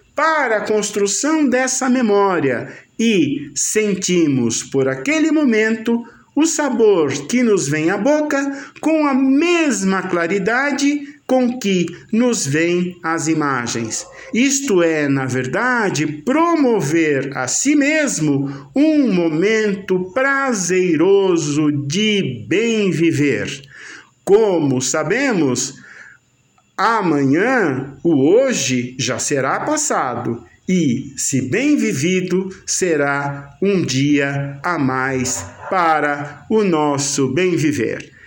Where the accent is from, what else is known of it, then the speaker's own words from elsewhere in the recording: Brazil; nossa identidade como brasileiros